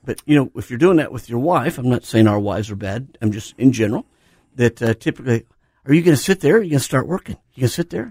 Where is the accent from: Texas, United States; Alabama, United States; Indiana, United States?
Indiana, United States; moved away; in my hometown, there's this place called Ivanhoe's